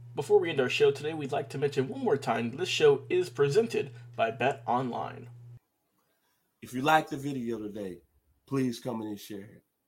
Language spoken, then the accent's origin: English; Memphis, Tennessee, United States; my hometown, the 901